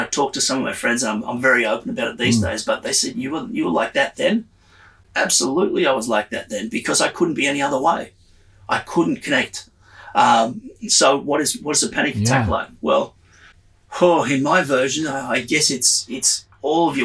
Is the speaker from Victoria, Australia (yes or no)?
no; Sydney, New South Wales, Australia; I grew up in Sydney, Australia, in a beachside suburb